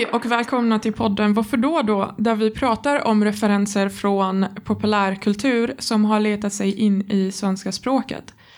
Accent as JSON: {"language": "Swedish", "country": "Egypt", "tie": "born or raised there", "second_language": "Swedish", "moved": "yes", "lives_now": "Sweden", "said": "jag, jag växte inte upp i Sverige. Jag kommer från Egypten"}